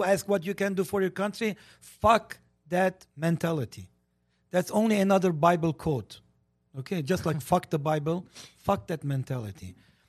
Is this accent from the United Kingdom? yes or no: no; Armenia; English is a second language; moved away as an adult; now in United States; And I stop because I am a good citizen of this country. Okay? I come from Armenia